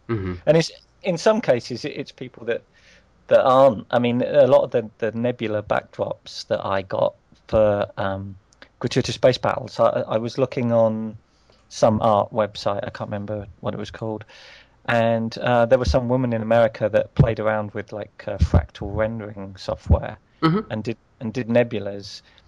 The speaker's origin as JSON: {"language": "English", "country": "United Kingdom", "said": "Especially being British, we don't like confrontation"}